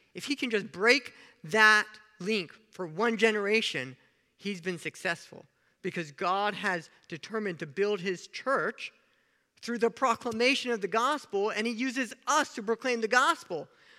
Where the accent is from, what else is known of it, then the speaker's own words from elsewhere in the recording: Kenya; born there; He didn't know I was born in Kenya, Africa. Kenyans are known for something.